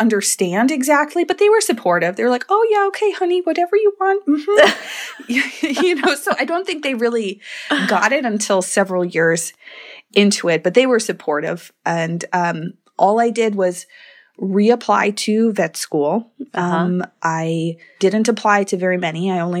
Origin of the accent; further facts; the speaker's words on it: Wisconsin, United States; In Wisconsin.